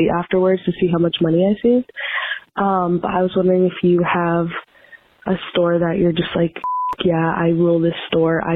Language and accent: English; East Coast, United States; I'm from the East Coast